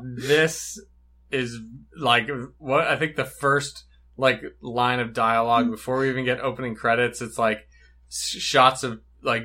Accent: United States; As an American, I would have pronounced it Onada.

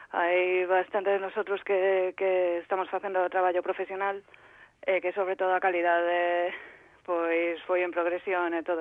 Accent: Vilagarcía de Arousa, Galicia, Spain; also born or lived in A Coruña; eu son da, das Rías Baixas de Vila

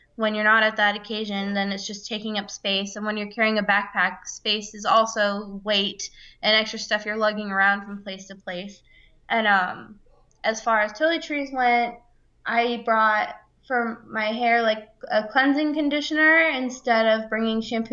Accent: Florida, United States; I'm from Florida

